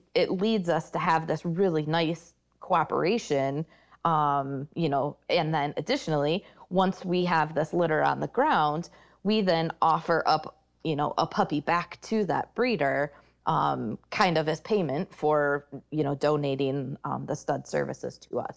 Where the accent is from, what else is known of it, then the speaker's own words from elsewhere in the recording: Michigan, United States; moved away as an adult; Leader Dogs for the Blind is based out of Michigan, and that's actually my home state